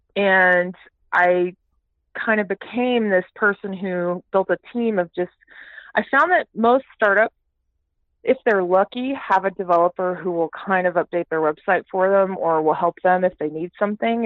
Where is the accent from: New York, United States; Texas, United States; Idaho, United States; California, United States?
Texas, United States; Houston; also born or lived in Toronto, Canada / Calgary, Canada; I am a Canadian born, okay. but I grew up in the great state of Texas.